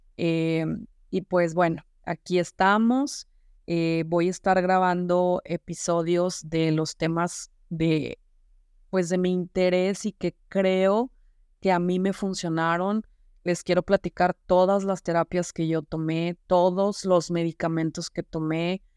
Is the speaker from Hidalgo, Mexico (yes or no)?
no; Saltillo, Coahuila, Mexico; also born or lived in Zamora, Michoacán; yo tenía cuatro años y a mi papá lo mandan a trabajar acá a Saltillo, Coahuila, que es donde yo resido actualmente